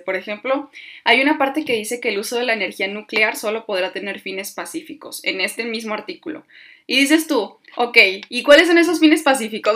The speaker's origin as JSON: {"language": "Spanish", "country": "Mexico", "said": "nosotros como mexicanos"}